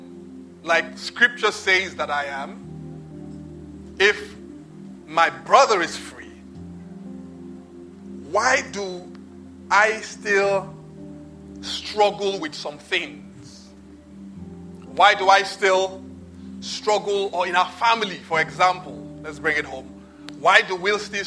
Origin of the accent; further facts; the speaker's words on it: Nigeria; I'm Nigerian